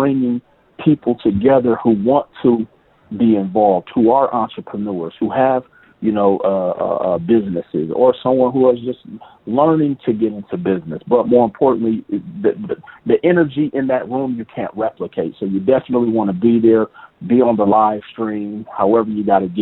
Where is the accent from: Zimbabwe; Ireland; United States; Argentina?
United States; Milwaukee, Wisconsin; moved away as an adult; now in Las Vegas, United States; Milwaukee, Wisconsin, which is my hometown